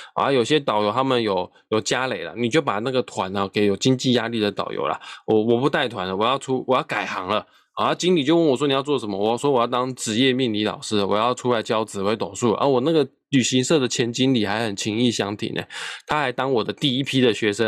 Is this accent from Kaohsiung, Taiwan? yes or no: yes; Kaohsiung, Taiwan; 我身为高雄人